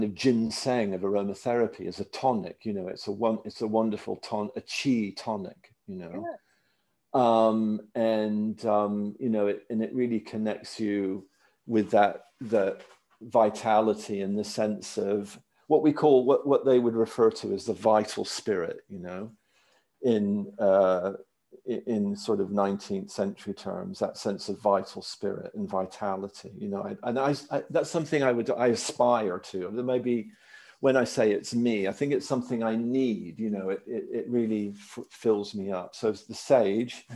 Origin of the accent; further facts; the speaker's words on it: Maryland, United States; I grew up in Maryland